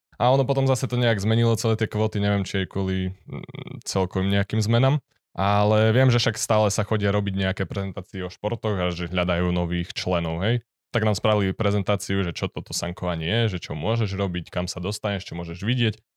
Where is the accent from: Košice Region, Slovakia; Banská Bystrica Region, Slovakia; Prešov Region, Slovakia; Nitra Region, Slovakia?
Prešov Region, Slovakia; Tatranské Matliare; also born or lived in Spišská Nová Ves; ja som rodený Spišiak, narodil som sa v Spiskej Novej Vsi a a presťahovali sme sa, keď, asi keď som mal 6 do Tatranskej